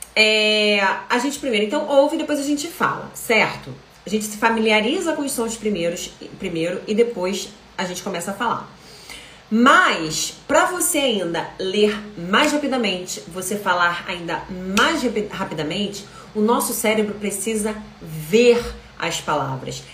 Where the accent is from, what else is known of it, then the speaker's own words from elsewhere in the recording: Rio de Janeiro, Brazil; eu sou carioca, sou do Rio de Janeiro